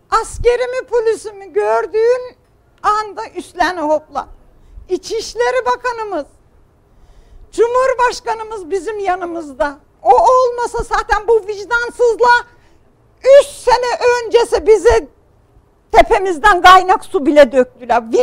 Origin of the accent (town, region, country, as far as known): Kütahya, Turkey